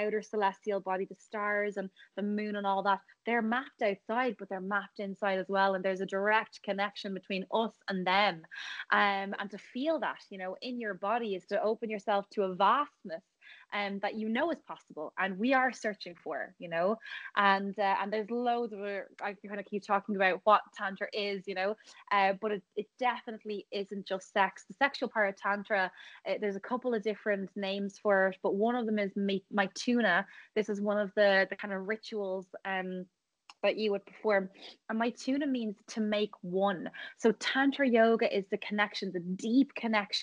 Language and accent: English; Ireland; also born or lived in Thailand